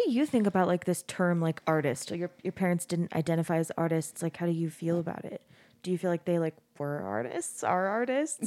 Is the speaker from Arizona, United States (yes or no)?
yes; Arizona, United States; moved away as an adult; now in Utah, United States; I grew up in Arizona, we grew up in Arizona and I moved out of the house, I moved out of state